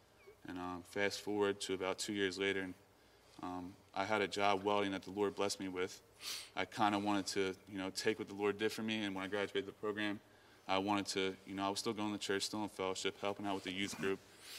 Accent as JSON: {"language": "English", "region": "New Jersey", "country": "United States", "tie": "born or raised there", "said": "Yes, that was the furthest I'd ever been from New Jersey."}